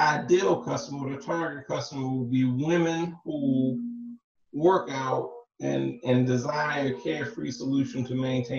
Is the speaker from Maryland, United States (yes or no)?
yes; Baltimore, Maryland, United States; we're from Baltimore too.